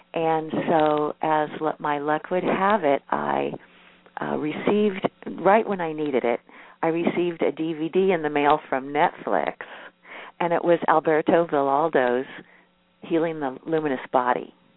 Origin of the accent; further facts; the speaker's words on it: Midwest, United States; I'm a Midwesterner and I grew up in a family